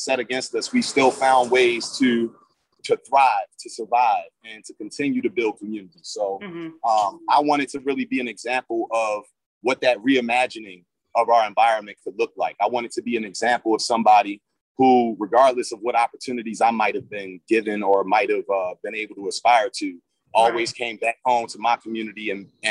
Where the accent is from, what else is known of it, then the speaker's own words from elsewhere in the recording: Baltimore, Maryland, United States; the Baltimore that we live in now is way too much like the Baltimore of my youth